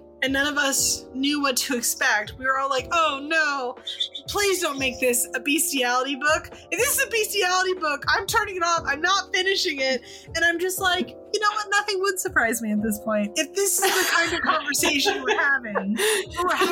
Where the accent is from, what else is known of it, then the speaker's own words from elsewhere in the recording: United States; I'm American.